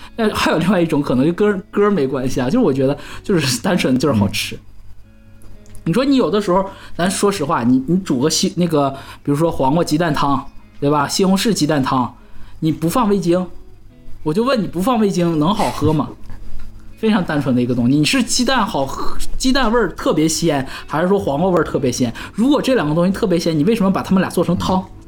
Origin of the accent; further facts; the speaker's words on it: Northeast China, China; accent: Northeastern Mandarin (东北话); 我们东北话就是把剩下的这个菜拼到一起，然后再一起一热，我们这道菜就叫折轮儿